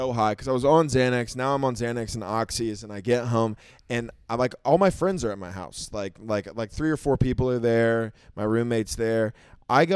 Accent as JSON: {"language": "English", "region": "Oklahoma", "country": "United States", "also_born_or_lived": "South Florida", "moved": "yes", "lives_now": "Austin, United States", "said": "from being in Oklahoma"}